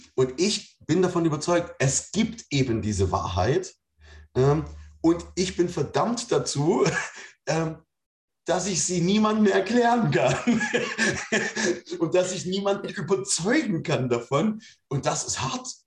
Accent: Germany; Ich komme aus der DDR, da gibt es keinen Gott.

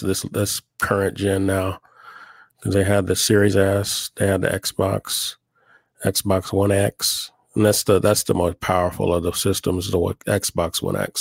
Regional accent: Oklahoma, United States; now in Albuquerque, United States; I'm from Oklahoma originally. I live in Albuquerque now.

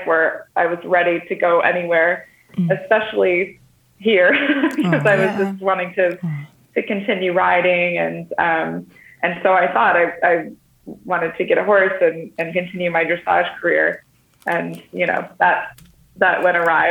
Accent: Syracuse, New York, United States; moved away as an adult; also born or lived in Australia; now in Netherlands; I'm from Syracuse, New York.

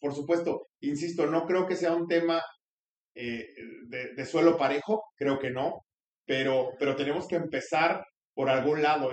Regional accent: Mexico; como mexicanos

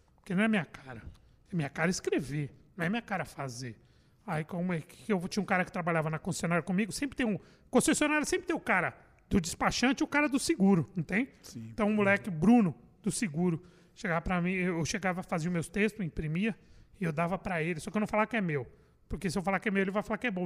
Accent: São Paulo, Brazil; Sou de São Paulo. bairro de Perus.

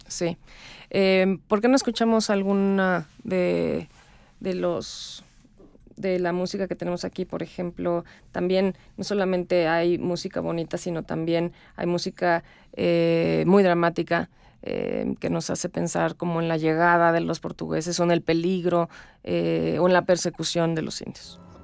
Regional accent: Mexico; yo soy mexicana, me siento mexicana

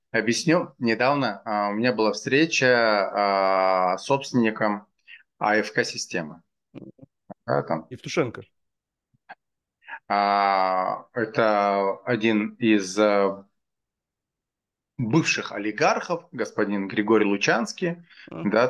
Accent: Dushanbe, Tajikistan; also born or lived in Stockholm; now in Moscow, Russia; Я вырос в Академгородке.

